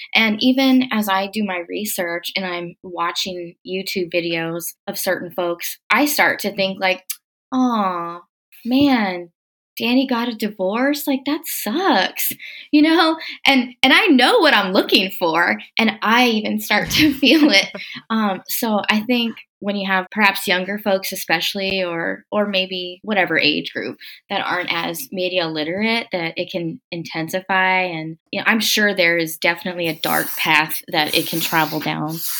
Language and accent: English; Corpus Christi, Texas, United States; I'm from Corpus Christi, Texas. That's the hometown of …. Um, and when … died, I was in high school